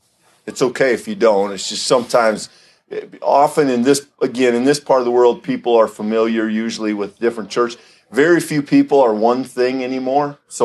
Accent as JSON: {"language": "English", "region": "Iowa", "country": "United States", "tie": "born or raised there", "also_born_or_lived": "Denton, Texas / Louisville, Kentucky", "said": "my family and I moved up from Texas. I grew up in Iowa, small town Iowa, down by Sioux City."}